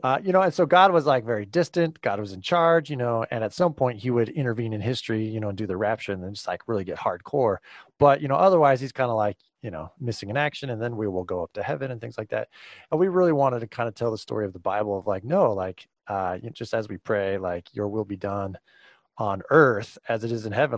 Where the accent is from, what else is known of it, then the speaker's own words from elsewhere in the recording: California, United States; moved away as an adult; now in Grand Rapids, United States; I was born and raised in California